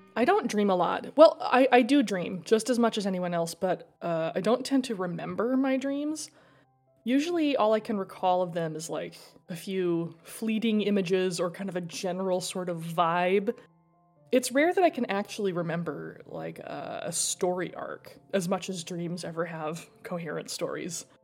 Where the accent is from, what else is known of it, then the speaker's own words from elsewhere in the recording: Idaho, United States; I grew up in Idaho, it's a niche.